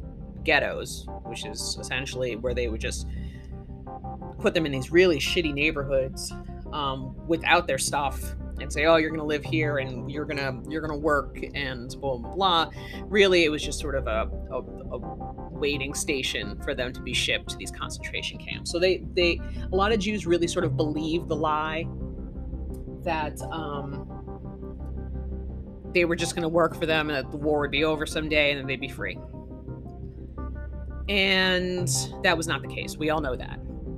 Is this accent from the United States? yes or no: yes; United States; I am an American. I am also Jewish. That's part of my heritage. But I'm still an American.